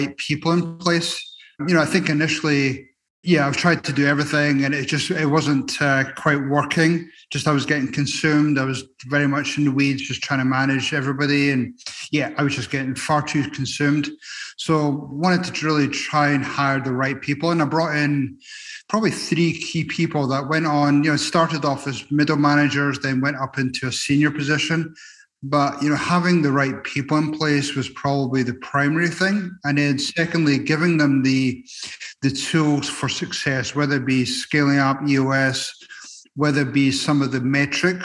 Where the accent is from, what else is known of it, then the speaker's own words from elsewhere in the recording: Edinburgh, Scotland, United Kingdom; now in Arizona, United States; I'm originally from Edinburgh, Scotland.